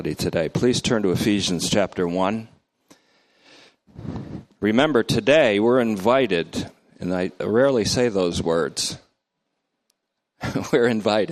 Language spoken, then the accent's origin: English; North Bennington, Vermont, United States; now in Oakmont, United States; I grew up in North Bennington, Vermont